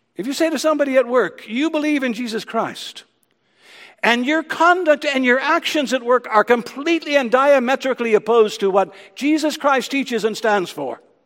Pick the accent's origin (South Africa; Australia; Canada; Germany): Canada; Ontario; growing up in Ontario